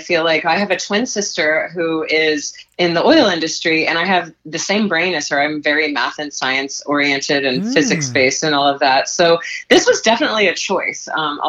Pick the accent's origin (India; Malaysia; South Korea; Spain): Malaysia; now in Los Angeles, United States; I grew up in Malaysia and we had an expatriate school. We did plays and musicals there.